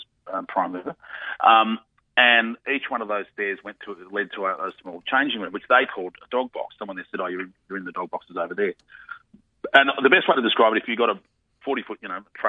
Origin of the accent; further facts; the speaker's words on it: Australia; I'm from Australia